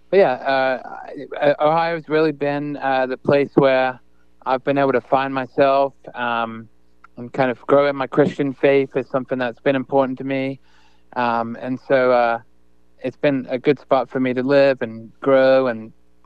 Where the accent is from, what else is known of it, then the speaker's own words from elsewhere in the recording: England, United Kingdom; So I kind of assumed I would go back to England, play for my hometown there.